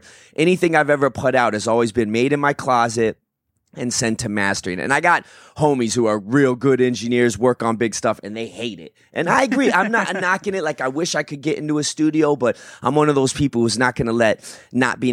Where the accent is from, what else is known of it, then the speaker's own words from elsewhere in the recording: Tucson, Arizona, United States; also born or lived in Phoenix; Born and raised in Tucson